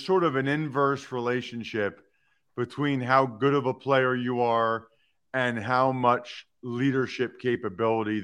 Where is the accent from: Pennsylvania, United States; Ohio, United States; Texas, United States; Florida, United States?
Pennsylvania, United States; Reading; I'm from Reading, grew up a diehard Eagles fan